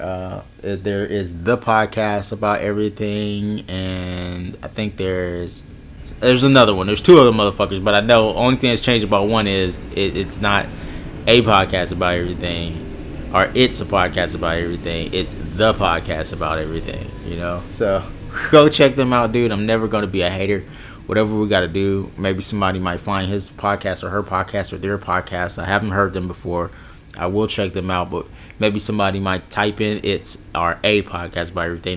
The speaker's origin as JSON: {"language": "English", "region": "West Coast", "country": "United States", "said": "I'm from the West Coast"}